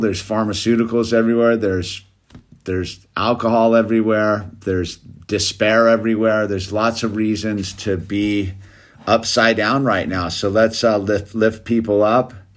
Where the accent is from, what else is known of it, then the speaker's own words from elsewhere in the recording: United States; I'm an American